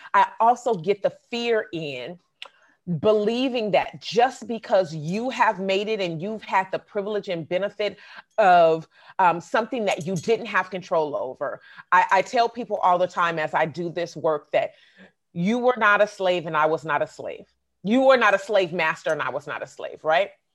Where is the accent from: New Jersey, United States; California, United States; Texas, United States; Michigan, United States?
California, United States; Oakland; I grew up in the Bay Area, but I've also lived in Southern California